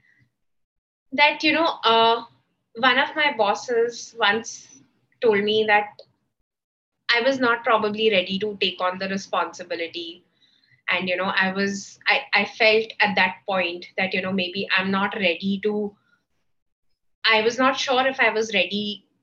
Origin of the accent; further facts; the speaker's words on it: Patiala, Punjab, India; I come from a small town, you know, I come from Patiala.